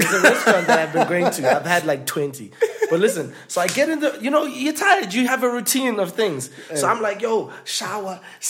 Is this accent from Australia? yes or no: no; Zimbabwe; moved away; We came from Zim together, so we already knew each other.